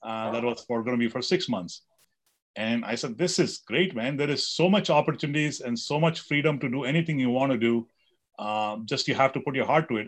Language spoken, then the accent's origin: English; India; I grew up in India